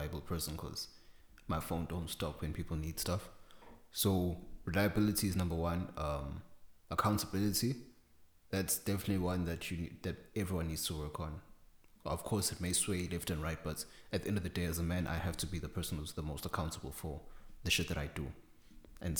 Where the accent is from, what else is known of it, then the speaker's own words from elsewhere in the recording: South Africa; I am South African